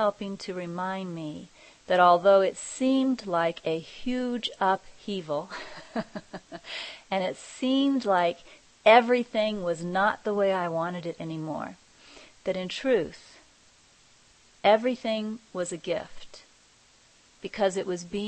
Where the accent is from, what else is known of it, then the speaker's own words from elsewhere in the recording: Kansas, United States; moved away; I'm originally from Kansas